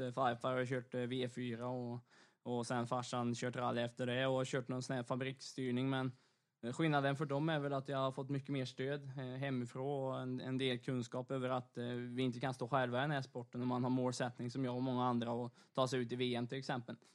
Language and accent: Swedish; Torsby, Värmland, Sweden; hjärtat av motorsport, framförallt rally då kanske i Sverige. Eh, uppe i Torsby där jag bor